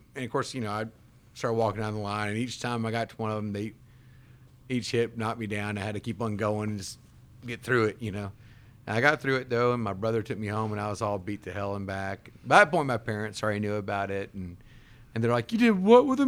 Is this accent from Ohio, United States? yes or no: no; Jackson, Mississippi, United States; we were living in South Jackson, which, if you know anything about growing up in South Jackson